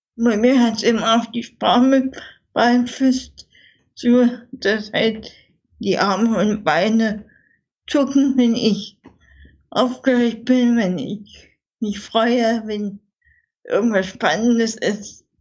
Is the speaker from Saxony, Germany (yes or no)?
yes; Dresden, Saxony, Germany; bei uns in Dresden